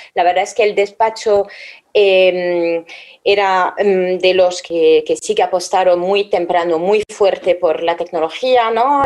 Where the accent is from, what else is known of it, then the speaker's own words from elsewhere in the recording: France; moved away; soy francesa